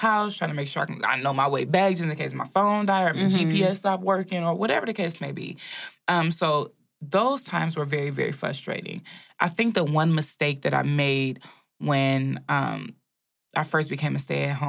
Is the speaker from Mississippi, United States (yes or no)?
no; Ohio, United States; moved away as an adult; now in Michigan, United States; I'm from Ohio.